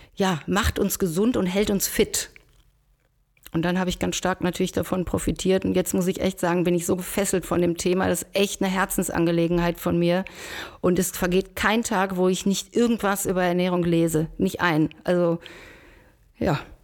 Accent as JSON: {"language": "German", "town": "Schwerte", "region": "North Rhine-Westphalia", "country": "Germany", "tie": "born or raised there", "moved": "yes", "lives_now": "Bonn, Germany", "said": "bin aber gebürtige Schwerterin, Schwerte ähm, bei Dortmund"}